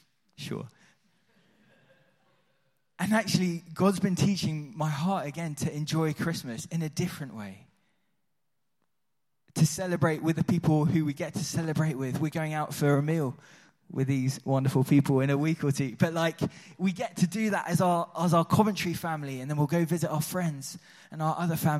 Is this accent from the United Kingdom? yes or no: no; Switzerland; Although I grew up in Switzerland, so that was part of the culture, right? It's in my blood.